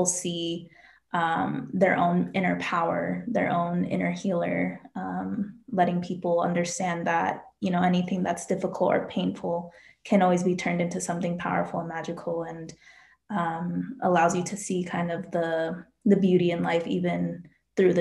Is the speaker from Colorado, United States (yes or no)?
yes; Colorado, United States; born or raised there